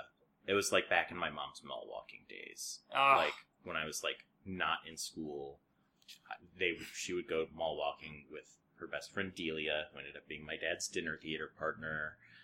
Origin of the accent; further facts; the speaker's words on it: Missouri, United States; I grew up in Missouri